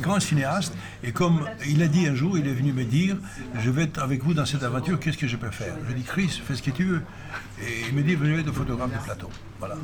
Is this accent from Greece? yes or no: yes; Greece; moved away as an adult; also born or lived in Paris; je venais des Grèces, d'un pays où euh, le cinéma n'existait pas